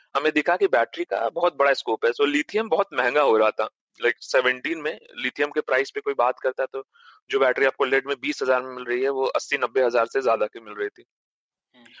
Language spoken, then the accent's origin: Hindi; Patna, Bihar, India; moved away; also born or lived in Varanasi; मेरा जन्म पटना में हुआ था